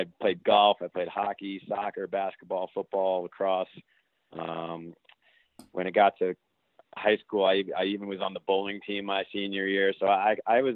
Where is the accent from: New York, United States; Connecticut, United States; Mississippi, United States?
New York, United States; Long Island; when I was younger, growing up on Long Island